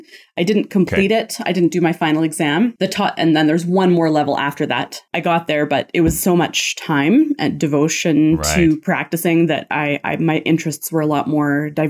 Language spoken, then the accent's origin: English; Kitchener, Ontario, Canada; I was born in Kitchener, Waterloo, Ontario.